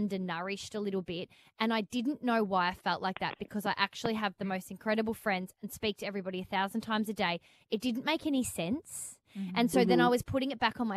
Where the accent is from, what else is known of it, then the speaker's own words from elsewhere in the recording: Melbourne, Victoria, Australia; I was back in Melbourne, my hometown